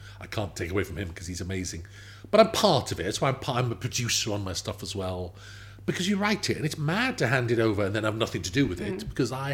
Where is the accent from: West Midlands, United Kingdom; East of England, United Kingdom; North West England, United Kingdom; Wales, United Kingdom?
Wales, United Kingdom; Swansea; moved away as an adult; also born or lived in Manchester / Cardiff; I'm from Swansea